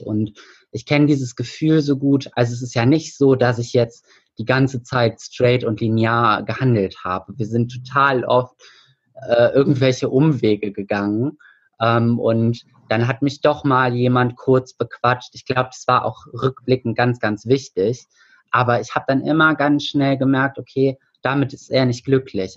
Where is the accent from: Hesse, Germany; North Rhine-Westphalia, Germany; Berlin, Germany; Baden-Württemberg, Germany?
North Rhine-Westphalia, Germany; Hilden; bei uns in Hilden